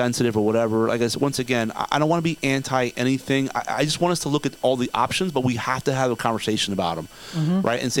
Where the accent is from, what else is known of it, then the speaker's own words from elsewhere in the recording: New Jersey, United States; now in Florida, United States; I'm from New Jersey, born and raised, Jersey kid here